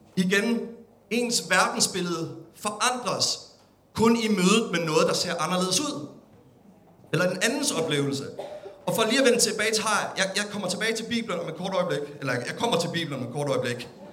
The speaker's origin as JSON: {"language": "Danish", "country": "Denmark"}